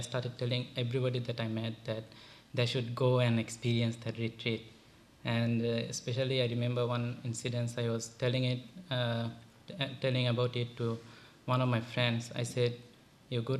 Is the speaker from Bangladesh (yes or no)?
yes; Bangladesh; also born or lived in Sri Lanka; now in United States; I'm from Bangladesh. I did all my studies in Sri Lanka.